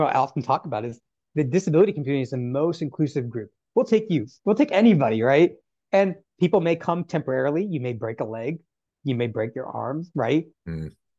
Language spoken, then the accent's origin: English; North Carolina, United States; That's what disability was to me as a child growing up in North Carolina.